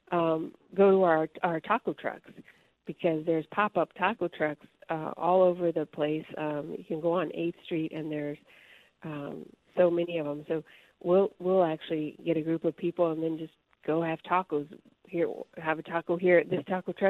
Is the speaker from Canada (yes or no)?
no; Tucson, Arizona, United States; also born or lived in Flagstaff, Arizona; now in Yuma, United States; I was born and raised in Tucson. I'm Arizona through and through.